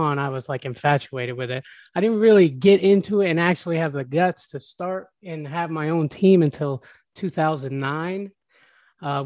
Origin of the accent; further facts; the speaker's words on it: Tampa, Florida, United States; Born and raised in Tampa